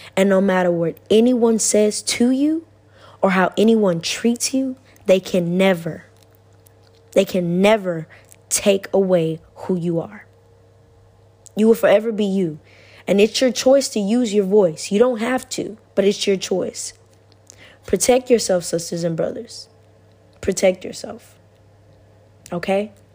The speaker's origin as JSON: {"language": "English", "country": "United States", "moved": "as an adult", "lives_now": "Italy", "said": "I'm American"}